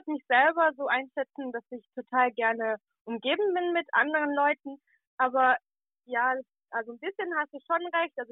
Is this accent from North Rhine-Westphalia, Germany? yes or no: no; Albstadt, Baden-Württemberg, Germany; moved away as an adult; also born or lived in Ostwestfalen / Egypt; now in Berlin, Germany; ich bin aus Albstadt.